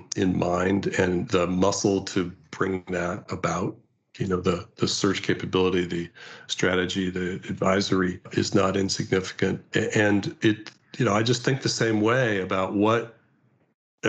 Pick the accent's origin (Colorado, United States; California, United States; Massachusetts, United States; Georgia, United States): California, United States; As a Californian